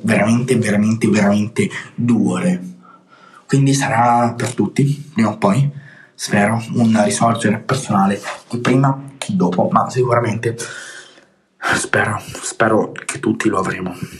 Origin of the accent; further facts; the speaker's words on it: Tuscany, Italy; accent: Tuscan; sometimes Roman; sono toscano, ogni tanto mi parte l'accento anche romanesco